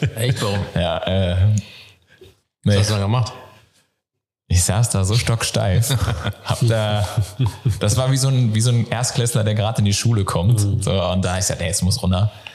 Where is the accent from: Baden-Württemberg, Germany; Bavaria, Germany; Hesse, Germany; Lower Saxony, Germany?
Hesse, Germany; North; moved away as an adult; also born or lived in Giessen, Germany; ich komme ursprünglich aus Nordhessen, bin dann nach Mittelhessen gezogen, nach Gießen